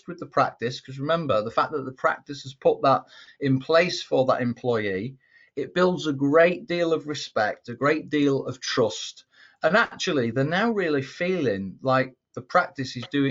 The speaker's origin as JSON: {"language": "English", "region": "England", "country": "United Kingdom", "said": "I'm an Englishman"}